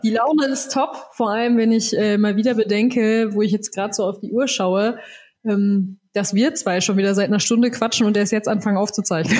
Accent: Soest, North Rhine-Westphalia, Germany; now in Bavaria, Germany; in meiner Heimat in Soest

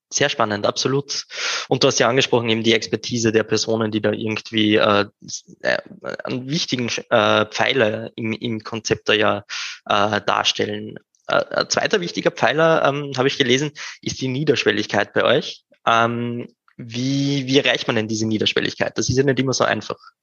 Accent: Upper Austria, Austria; now in Vienna, Austria; OberösterreicherInnen, die nach Wien gehen, das kommt mir persönlich ziemlich bekannt vor. Bei mir ist es nicht anders

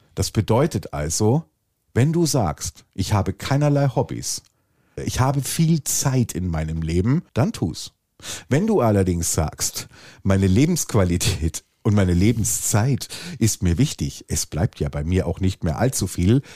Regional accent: Swabia, Germany; ich bin Schwabe

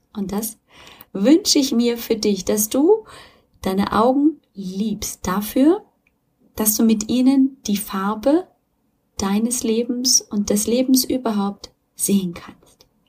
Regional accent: Germany; hier bei uns in Deutschland

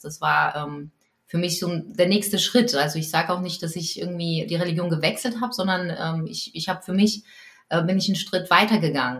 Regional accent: Poland; als Polin und katholisch

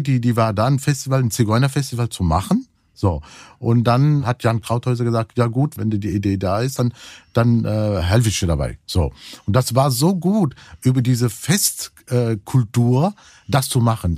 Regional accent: Cologne, North Rhine-Westphalia, Germany; Ich bin ja auch Kölner

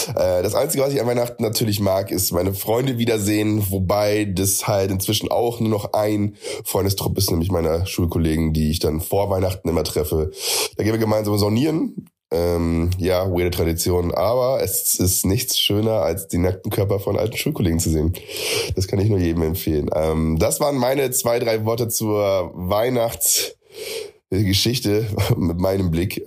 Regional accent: Friesland, Lower Saxony, Germany; now in Munich, Germany; Ich komme ursprünglich aus Friesland

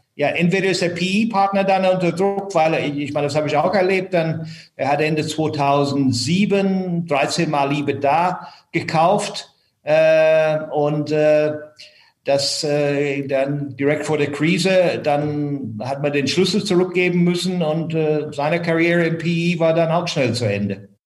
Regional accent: Ireland; first language English; German is a second language; moved away as an adult; now in Frankfurt, Germany; Ich bin in Irland aufgewachsen

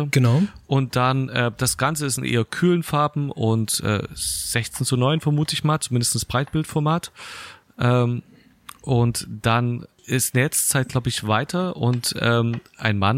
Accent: Berlin, Germany; diesen Tom Streller, von dem ich vorher noch nichts gehört habe, aber ich bin ja auch Berliner

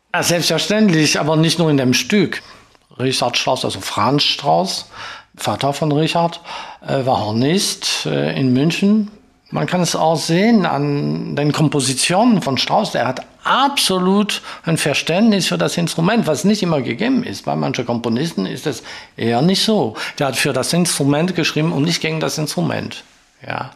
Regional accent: Marseille, Provence-Alpes-Côte d'Azur, France; accent: French; German is a second language; moved away as an adult; also born or lived in Stuttgart / Essen; Ich bin in Frankreich geboren. Ich bin in Marseille geboren, am Mittelmeer

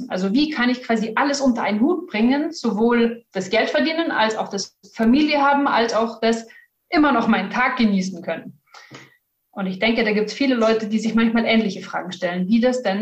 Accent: Bavaria, Germany; Eigentlich komme ich aus dem Norden von München, also einmal um München rundherum.

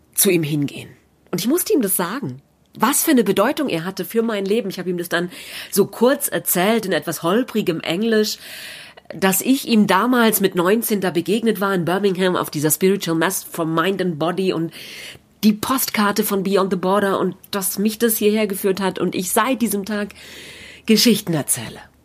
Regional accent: Germany; Märchen aus meiner Heimat

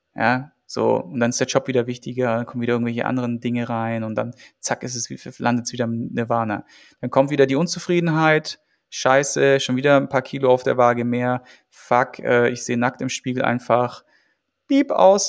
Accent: Germany; bei uns in Deutschland

